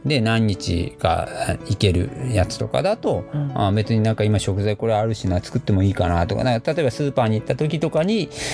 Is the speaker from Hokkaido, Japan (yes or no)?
no; Nagasaki, Japan; moved away; 長崎で育って長崎でお家で僕いつもおでんやってた